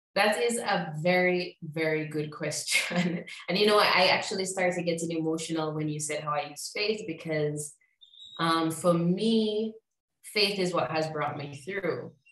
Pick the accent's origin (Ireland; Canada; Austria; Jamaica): Jamaica; moved away as an adult; also born or lived in Chicago / Mexico; I'm from Jamaica originally.